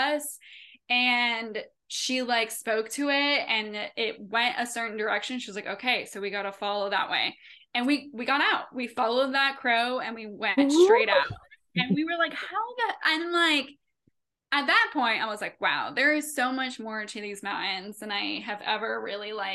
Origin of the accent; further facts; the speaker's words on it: Henderson County, North Carolina, United States; moved away as an adult; I grew up in Henderson County